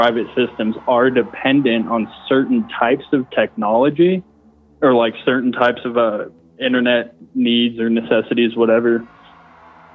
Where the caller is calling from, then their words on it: Denver, Colorado, United States; from Denver calling from my bathroom